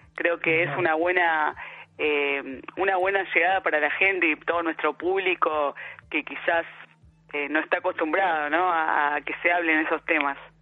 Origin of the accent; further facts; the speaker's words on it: Buenos Aires, Argentina; yo soy de Lugano, pero me iba de, chica ahí a la feria